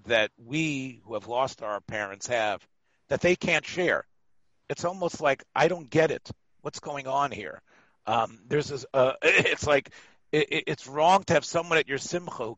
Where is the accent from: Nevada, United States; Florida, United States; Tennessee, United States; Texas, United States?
Tennessee, United States; Memphis; I'm from Memphis